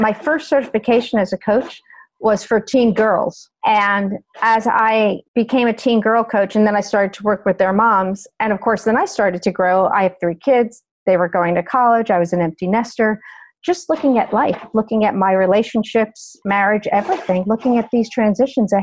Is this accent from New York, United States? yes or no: yes; New York, United States; moved away as an adult; also born or lived in Ohio; I grew up in New York, went to college in Ohio.